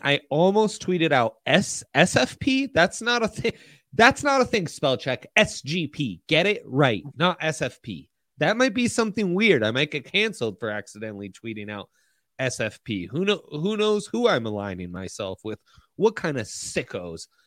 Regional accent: Italy; moved away; I grew up in Italy.

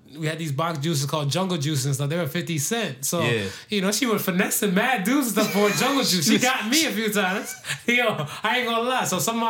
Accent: Florida, United States; I grew up in Florida

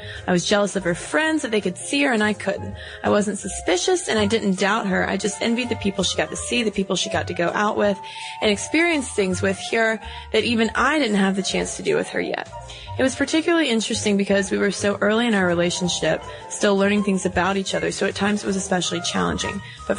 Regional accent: New Hampshire, United States; We're from New Hampshire.

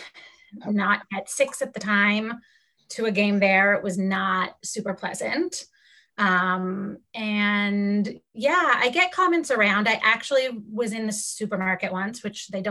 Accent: Toronto, Ontario, Canada; moved away as an adult; now in Long Island, United States; I'm from Toronto, born and raised

